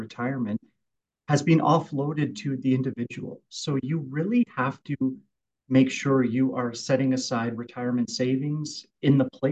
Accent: Kelowna, British Columbia, Canada; I was born and raised out around Winfield and Kelowna and always kind of worked around

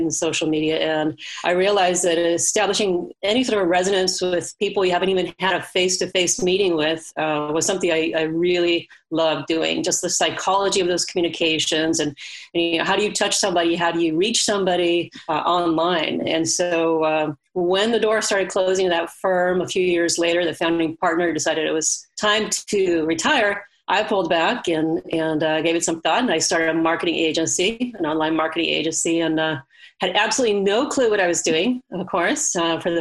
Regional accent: Sweden; now in California, United States; I grew up in Sweden, to go way back. I moved over to California and decided to go to college here.

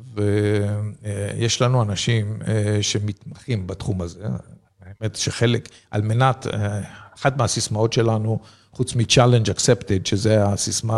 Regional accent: Israel; also born or lived in a kibbutz (Israel); נולדתי בקיבוץ, גדלתי במושב

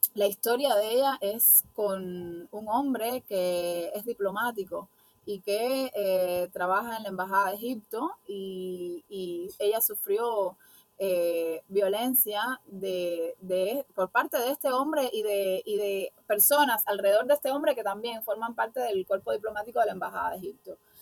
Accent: Cuba; somos mujeres cubanas

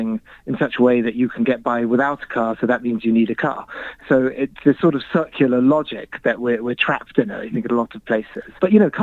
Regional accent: Birmingham, West Midlands, United Kingdom; also born or lived in London / Nairobi, Kenya / Mumbai, India; now in Chicago, United States; I'm British. I grew up in Birmingham, which is the sort of car manufacturing city of the UK historically

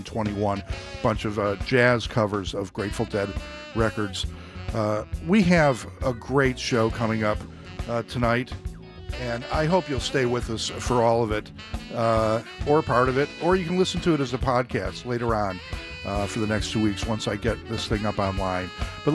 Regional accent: Buffalo, New York, United States; my hometown of Buffalo, New York.

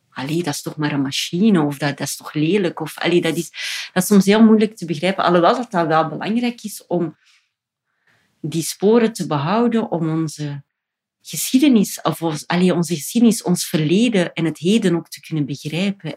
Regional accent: Ghent, Flanders, Belgium; wij als Gentenaar

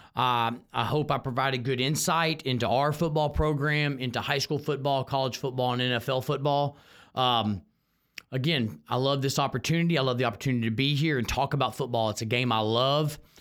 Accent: Houston, Texas, United States; living in Texas and growing up in Texas

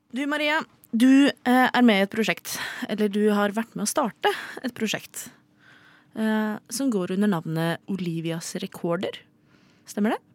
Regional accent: Oslo, Norway; er fra Oslo

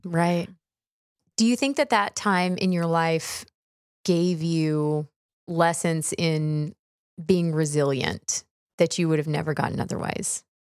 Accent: Houston, Texas, United States; I grew up in Texas

